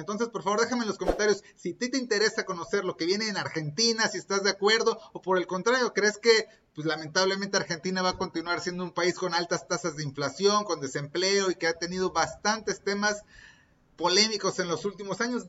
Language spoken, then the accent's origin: Spanish; Mexico; soy mexicano y estoy grabando este episodio directamente desde México